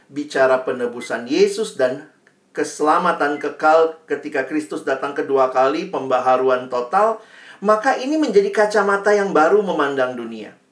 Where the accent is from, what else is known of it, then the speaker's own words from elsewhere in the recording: Makassar, South Sulawesi, Indonesia; Saya juga kan besarnya di Makassar, saya banyak bergaul juga dengan teman-teman dari Toraja